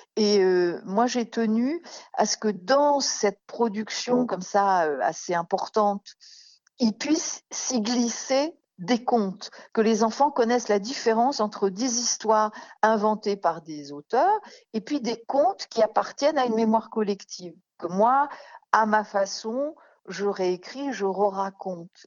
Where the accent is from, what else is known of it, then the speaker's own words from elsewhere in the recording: Paris, Île-de-France, France; je suis née à Paris et j'y vis en grande partie